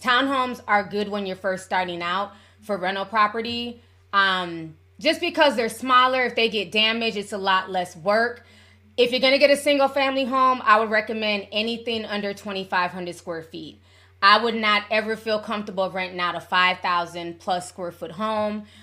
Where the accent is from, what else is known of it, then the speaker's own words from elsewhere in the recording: Midwest, United States; I'm from the Midwest.